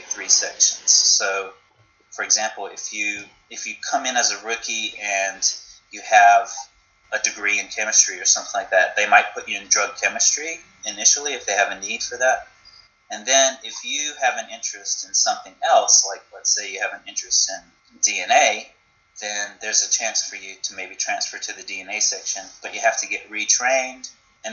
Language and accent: English; North Carolina, United States; moved away; also born or lived in Los Angeles; I'm originally from North Carolina